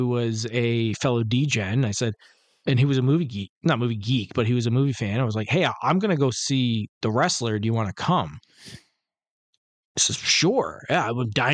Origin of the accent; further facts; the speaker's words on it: Detroit, Michigan, United States; I'm from Detroit